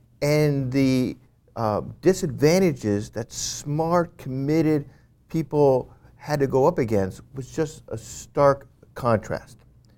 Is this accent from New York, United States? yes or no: yes; New York, United States; I grew up in Westchester County outside of New York City, and I grew up with people and I met people who were from the inner city of New York City.